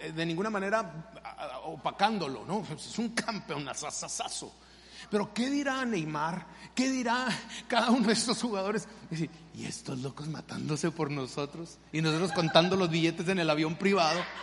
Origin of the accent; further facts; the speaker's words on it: Mexico; moved away; yo soy mexicano y obviamente siempre le voy a ir a México